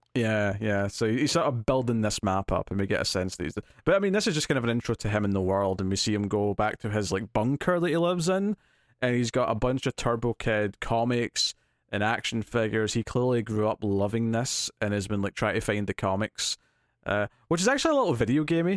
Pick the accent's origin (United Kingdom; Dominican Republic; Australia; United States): United Kingdom; Scotland; as a Scottish person who's next to England